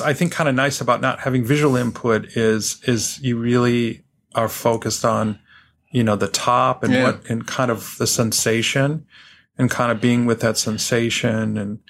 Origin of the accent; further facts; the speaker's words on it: New York City, New York, United States; now in Boston, United States; I'm from New York City, so that's probably how I deal with it.